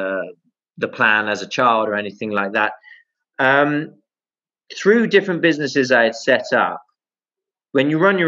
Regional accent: United Kingdom; moved away as an adult; also born or lived in Middle East; I never want to lose my Britishness or my connectivity to the UK

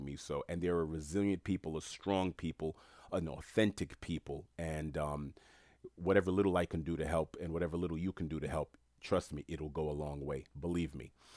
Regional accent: New York City, New York, United States; I'm Haitian American, born and raised in New York City.

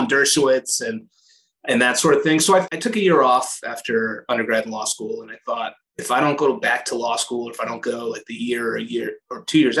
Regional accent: Portland, Maine, United States; also born or lived in Connecticut; now in Massachusetts, United States; that's my home state. I'm from Portland, Maine.

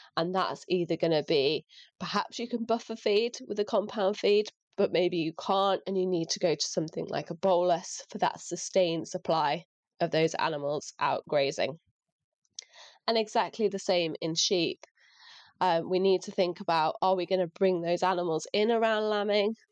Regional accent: North Lincolnshire, Yorkshire and the Humber, United Kingdom; moved away as an adult; now in Shropshire, United Kingdom; I grew up in rural Lincolnshire, so North Lincolnshire

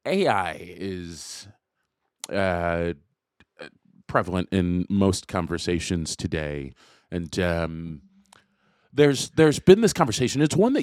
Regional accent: Jacksonville, Florida, United States; I grew up kind of all over the place, but Florida was one of, I grew up in Jacksonville.

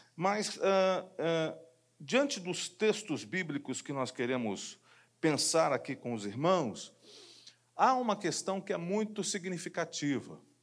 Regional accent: Rio de Janeiro, Brazil; Eu sou de Jacarepaguá, mas era líder de jovens da Igreja Metodista Wesleyana

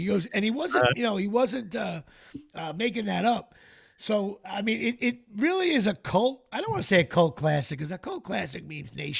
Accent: Ramsey, New Jersey, United States

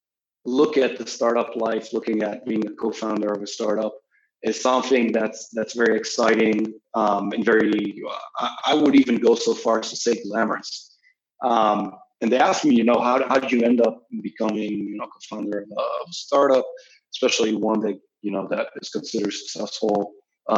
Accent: Israel; moved away as an adult; now in New York, United States; I'm originally from Israel. I've been living in New York for a few years now

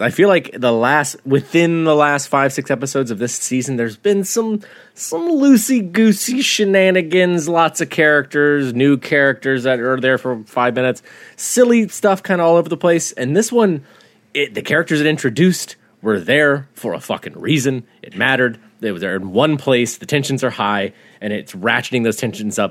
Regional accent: the South, United States; growing up in the South

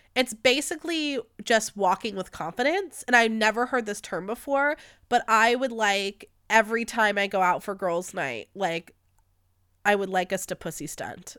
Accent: United States; As an American society

